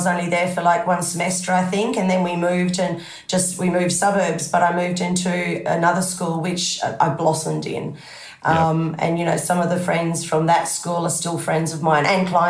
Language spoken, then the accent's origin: English; Zimbabwe; moved away; Oh, absolutely. You know, we had a big property, you know, with the division of black and white, we were very well off.